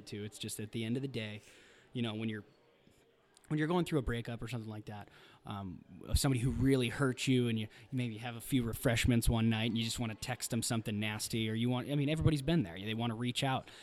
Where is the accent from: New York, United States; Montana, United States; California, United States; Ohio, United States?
Montana, United States; Missoula; moved away; also born or lived in Bozeman, Montana; I'm from Missoula